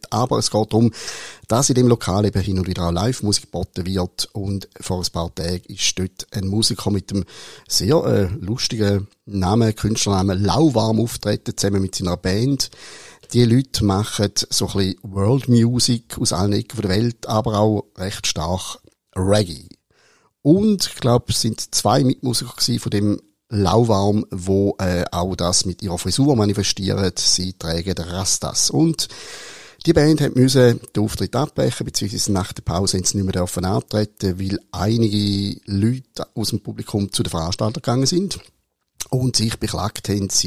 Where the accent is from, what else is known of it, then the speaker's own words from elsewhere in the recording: Switzerland; wenn ich als Schweizer ich sehe zwar ein bisschen aus wie ein Italiener, aber ich bin keiner.